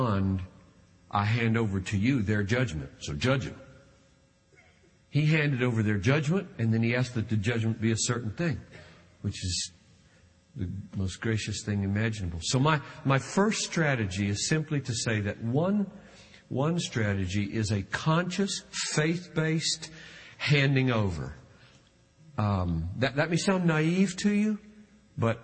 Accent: South Carolina, United States; I grew up with in South Carolina.

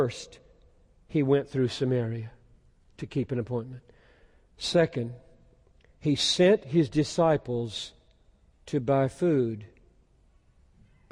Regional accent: Greenville, South Carolina, United States; my hometown 50 years ago in Greenville, South Carolina

